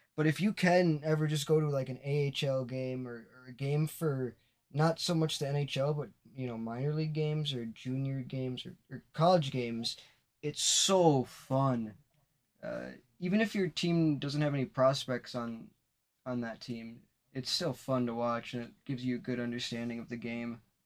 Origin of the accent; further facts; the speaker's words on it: Wisconsin, United States; I grew up in Wisconsin. I'm still in Wisconsin